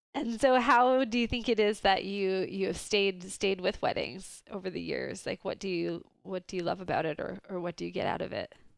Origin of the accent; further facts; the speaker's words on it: Vancouver, British Columbia, Canada; I'm from Vancouver